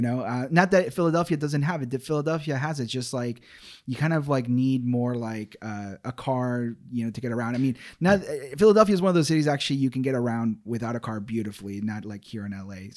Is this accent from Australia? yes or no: no; Ecuador; moved away; … was the nickname given to me as a kid, uh, growing up in Ecuador, South America